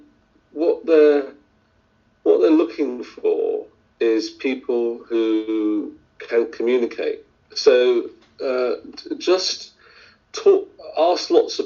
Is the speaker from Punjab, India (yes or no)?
yes; Indian Punjab, India; now in United Kingdom; I was born in Indian Punjab